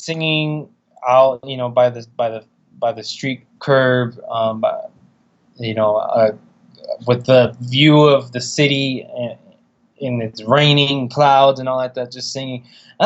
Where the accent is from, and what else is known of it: California, United States